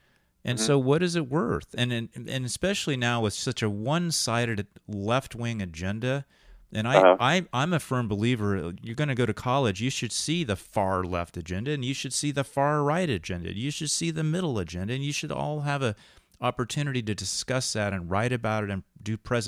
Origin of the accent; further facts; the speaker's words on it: England, United Kingdom; Well, because we're both English guys in college, too